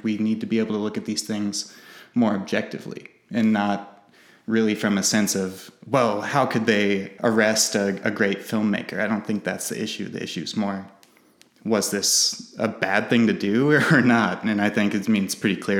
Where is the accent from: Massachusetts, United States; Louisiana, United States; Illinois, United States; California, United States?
Illinois, United States; Monticello; I'm from Monticello. I've lived in Central Illinois my entire life